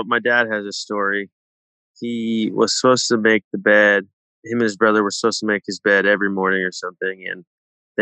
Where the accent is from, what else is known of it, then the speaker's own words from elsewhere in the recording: Palo Alto, California, United States; I grew up in the Bay Area, Palo Alto